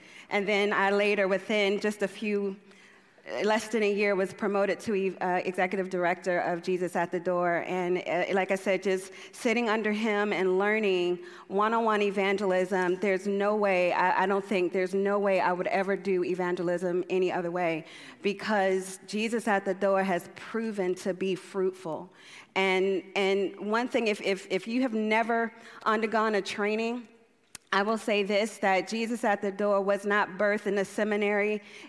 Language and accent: English; United States; Do y'all know that I'm from America?